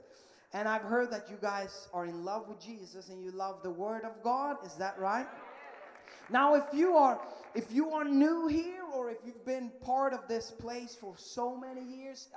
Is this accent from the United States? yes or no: no; Sweden; English is a second language; moved away as an adult; I am from Sweden, yeah, that little tiny, tiny country up in Northern Europe